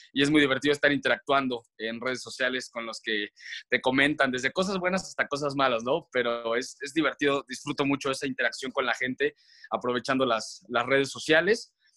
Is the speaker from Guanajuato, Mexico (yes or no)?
yes; León, Guanajuato, Mexico; moved away as an adult; crecí en León, en León, Guanajuato, y estuve estudiando allá hasta la prepa